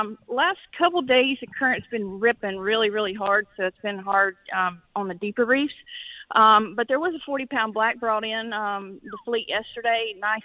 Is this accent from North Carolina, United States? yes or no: yes; Catfish, North Carolina, United States; Originally, Catfish, North Carolina.